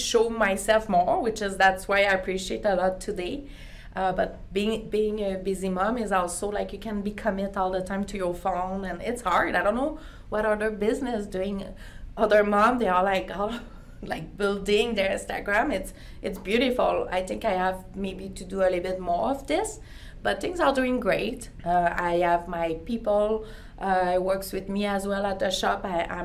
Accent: Quebec City, Quebec, Canada; first language French; English is a second language; moved away as an adult; now in Calgary, Canada; I'm from French community. My English wasn't our first language or at all, you know. When I learned English at school, that was ananas, not pineapple, you know? So I had to get out of Quebec City at the time

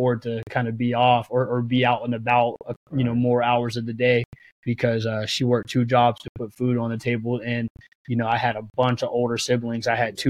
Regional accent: Aliquippa, Pennsylvania, United States; moved away as an adult; also born or lived in Pittsburgh, Pennsylvania; now in Eugene, United States; age two, my family moved to Aliquippa. So Aliquippa is what I know. Aliquippa is where I'm from. Aliquippa is where I was raised.

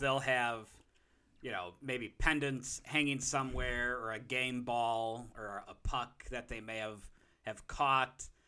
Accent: Chicago, Illinois, United States; a Chicagoan

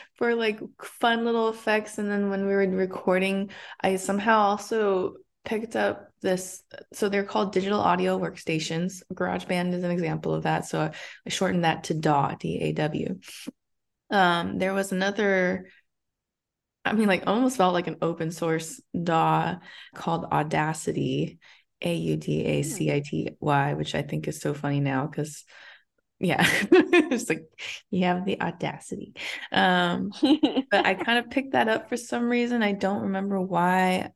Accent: Arcadia, California, United States; also born or lived in Monterey Park, California; I was, uh, essentially born and raised here, but I'm from Arcadia, which is twenty-five minutes away from where I currently am in Chinatown

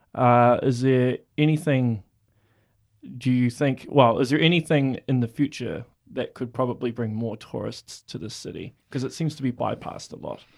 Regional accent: Auckland, New Zealand; now in Hamilton, New Zealand; I'm from Auckland

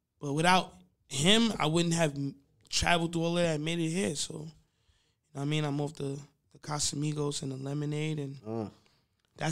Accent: Long Island, New York, United States; I'm also from Long Island. From Long Island

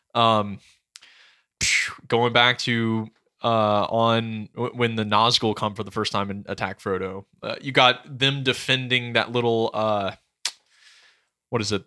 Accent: the South, United States; I'm a Southerner

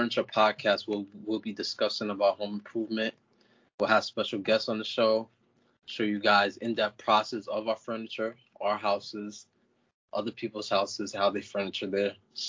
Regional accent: New York City, New York, United States; also born or lived in Montana; I'm from the Bronx, New York.

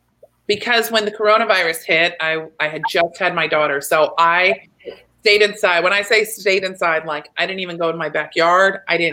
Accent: Texas, United States; I'm a hugger. I'm from Texas.

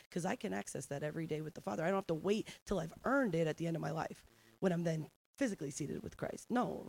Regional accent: New Jersey, United States; I'm from New Jersey.

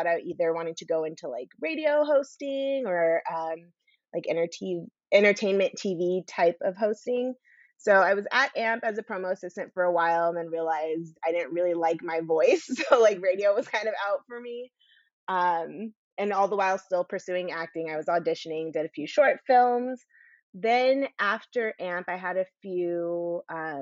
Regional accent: Orange County, California, United States; also born or lived in Washington, D.C.; I grew up in Orange County.

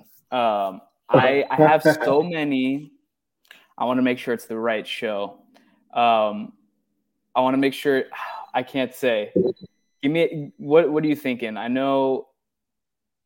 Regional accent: Los Angeles, California, United States; I grew up in the Valley

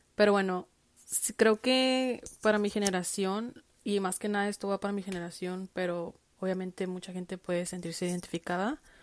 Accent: Tijuana, Baja California, Mexico; moved away; yo que crecí en Tijuana

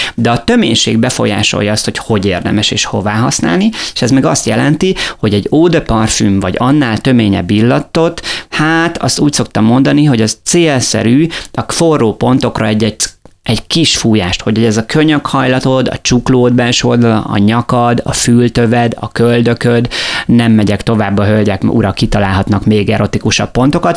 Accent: Miskolc, Borsod-Abaúj-Zemplén, Hungary; now in Lake Balaton, Hungary; Én Miskolcon születtem, tehát Borsodból származom

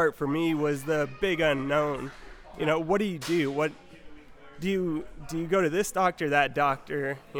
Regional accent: Fort Worth, Texas, United States; I'm from Fort Worth, Texas.

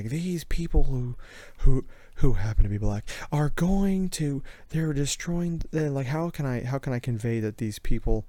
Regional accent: Richmond, Indiana, United States; moved away; Yeah, we're originally from the Richmond, Indiana area, originally.

